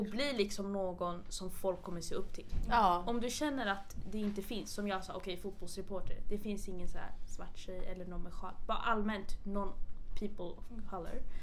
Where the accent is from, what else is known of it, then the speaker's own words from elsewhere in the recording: Stockholm, Stockholm County, Sweden; jag är från Husby mm. och bott här hela mitt liv